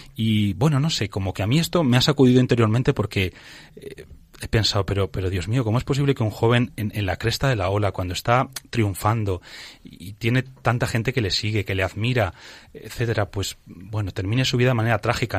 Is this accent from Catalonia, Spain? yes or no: no; Toledo, Castilla-La Mancha, Spain; Yo es que soy de Toledo